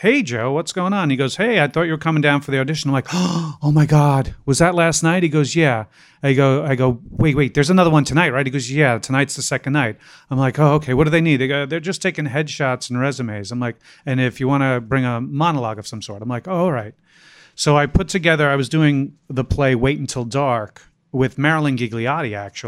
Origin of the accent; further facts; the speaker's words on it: Ireland; I'm Irish. We love dark, morbid humor like that.